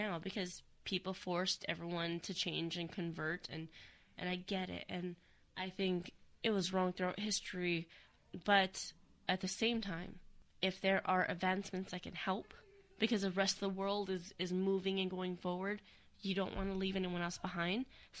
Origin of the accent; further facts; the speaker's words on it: United States; I'm American.